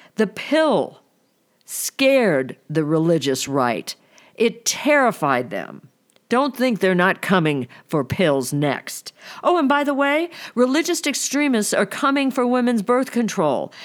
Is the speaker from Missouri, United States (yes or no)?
yes; Missouri, United States; I was born and raised in Missouri.